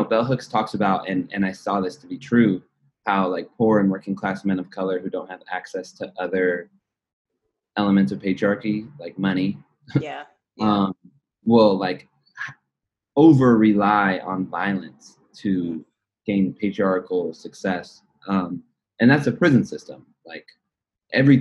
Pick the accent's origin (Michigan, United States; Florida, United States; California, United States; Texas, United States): California, United States; Los Angeles; I'm from the Valley